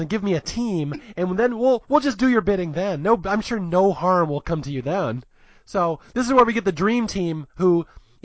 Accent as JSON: {"language": "English", "country": "United States", "said": "I'm an American"}